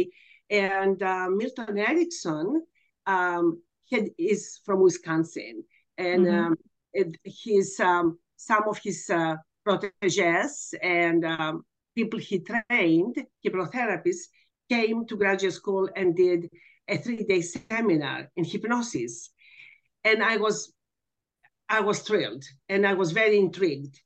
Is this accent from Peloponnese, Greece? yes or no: no; Athens, Attica, Greece; now in Texas, United States; I'm actually from Athens, Greece